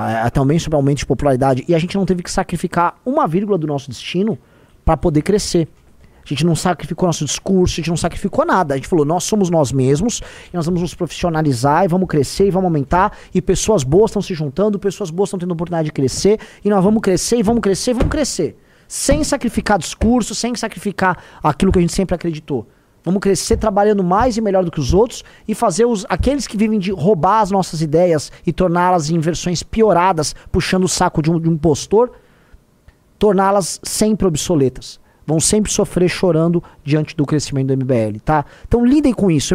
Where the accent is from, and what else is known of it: Brazil; now in São Paulo, Brazil